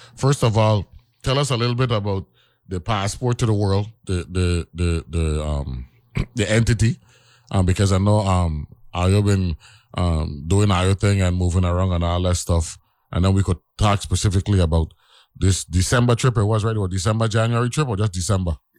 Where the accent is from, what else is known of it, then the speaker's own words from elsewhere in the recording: New York City, New York, United States; I born in Harlem